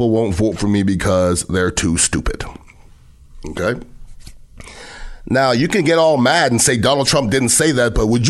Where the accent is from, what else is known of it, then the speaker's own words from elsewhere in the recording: United States; as American